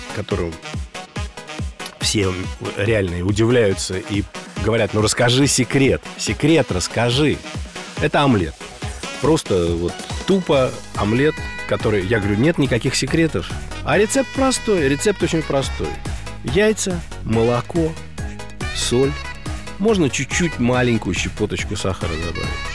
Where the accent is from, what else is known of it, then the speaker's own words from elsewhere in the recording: Moscow, Russia; мой родной город – Москва